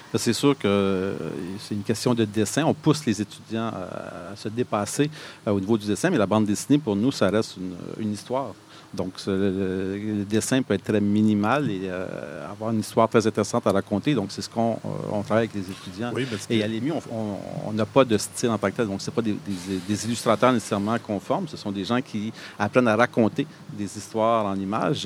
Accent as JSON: {"language": "French", "town": "Montreal", "region": "Quebec", "country": "Canada", "tie": "born or raised there", "moved": "as an adult", "lives_now": "Gatineau, Canada", "said": "je suis originaire de Montréal"}